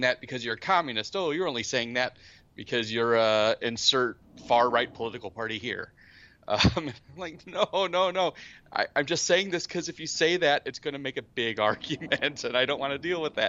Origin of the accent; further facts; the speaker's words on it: United States; I'm from the States